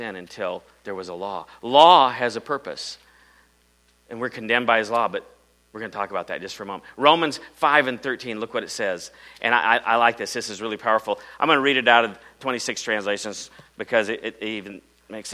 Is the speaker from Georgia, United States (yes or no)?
no; Iowa, United States; I'm from Iowa